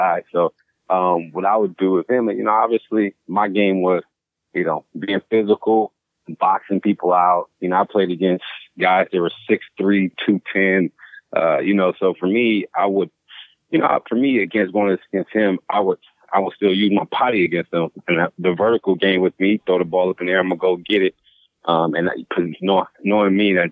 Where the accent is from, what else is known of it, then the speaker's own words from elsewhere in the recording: California, United States; also born or lived in Texas; now in Houston, United States; I was born out here in Texas, but I was raised in California